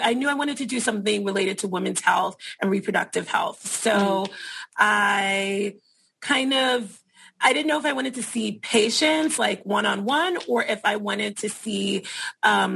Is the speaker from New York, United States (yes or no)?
yes; New York City, New York, United States; I work in the Bronx. I'm from the Bronx, so it's really nice to be back in my community